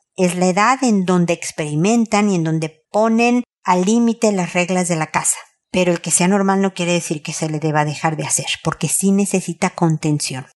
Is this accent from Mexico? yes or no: yes; Mexico; moved away as an adult; also born or lived in United States; now in Santiago, Chile; Yo soy mexicana, vivo en Chile y viví en Estados Unidos.